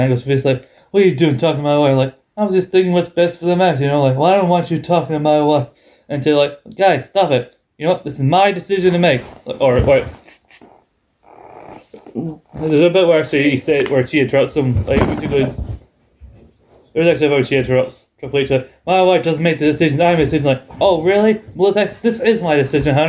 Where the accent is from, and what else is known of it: England, United Kingdom